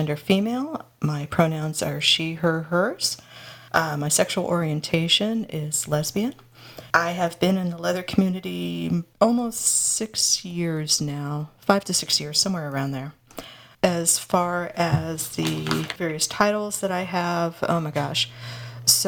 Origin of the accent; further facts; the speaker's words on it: Los Angeles, California, United States; now in Burbank, United States; I'm a native Angeleno, born and bred